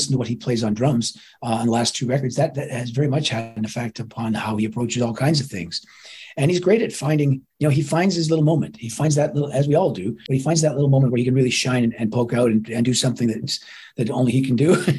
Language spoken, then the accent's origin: English; Toronto, Ontario, Canada; my hometown, Toronto.